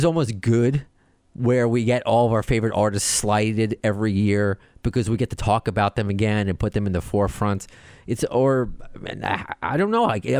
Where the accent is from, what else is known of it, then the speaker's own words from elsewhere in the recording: Long Island, New York, United States; I'm from Long Island. I mean, every comedian ever is from Long Island.